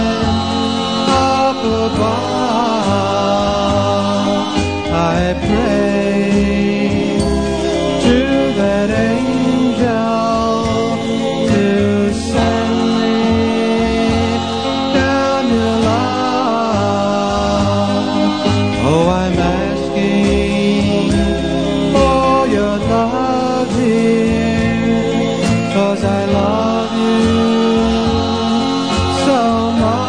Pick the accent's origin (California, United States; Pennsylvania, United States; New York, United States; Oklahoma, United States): New York, United States; New York City; Brooklyn, New York, my hometown